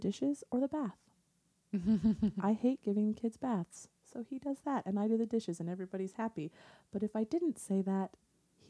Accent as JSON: {"language": "English", "town": "Portland", "country": "United States", "said": "I'm from Portland."}